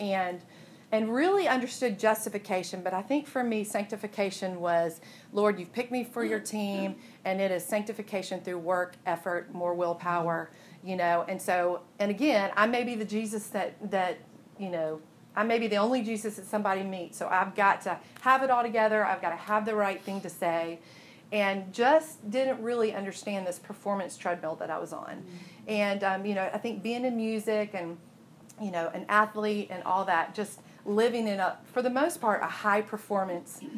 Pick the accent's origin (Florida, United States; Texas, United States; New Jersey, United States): Florida, United States; Jacksonville; moved away as an adult; also born or lived in Birmingham; I grew up in Jacksonville, Florida